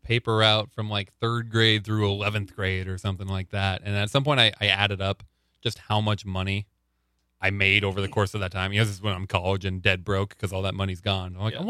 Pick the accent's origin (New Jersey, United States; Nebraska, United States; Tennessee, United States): Nebraska, United States; Panama; I grew up in Panama, Nebraska.